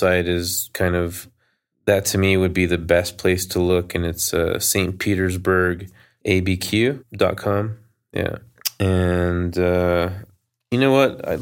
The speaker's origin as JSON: {"language": "English", "town": "Albuquerque", "region": "New Mexico", "country": "United States", "tie": "born or raised there", "said": "I grew up in Albuquerque."}